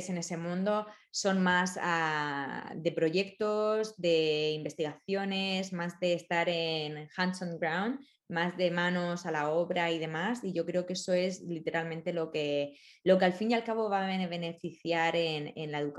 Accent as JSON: {"language": "Spanish", "country": "Spain", "said": "me siento muy identificada también en el aspecto familiar, como los españoles somos muy piña muy, muy familiares, muy próximos, muy de preocuparnos"}